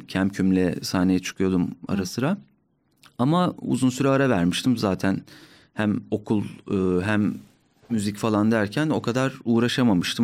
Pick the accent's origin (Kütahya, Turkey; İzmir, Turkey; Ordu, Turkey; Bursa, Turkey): Ordu, Turkey; moved away as an adult; now in Ankara, Turkey; Ben Orduluyum